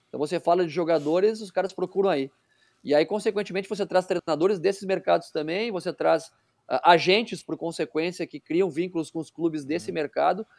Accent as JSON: {"language": "Portuguese", "country": "Brazil", "said": "a gente como brasileiros"}